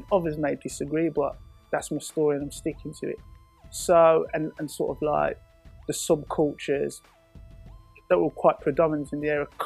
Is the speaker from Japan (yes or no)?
no; Birmingham, West Midlands, United Kingdom; also born or lived in Paddington, London; grew up in a suburb of Birmingham known as Shard End